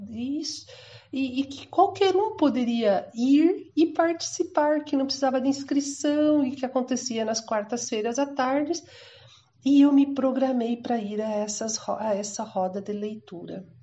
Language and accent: Portuguese; Mato Grosso, Brazil; also born or lived in Rio Grande do Sul; now in Cuiabá, Brazil; Eu nasci no Rio Grande do Sul e eu vim com a minha família na década, em meados da década de 70 para o que então era o Mato Grosso